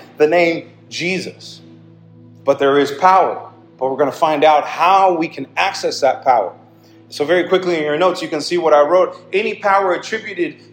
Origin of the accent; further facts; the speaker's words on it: United States; we grew up in the United States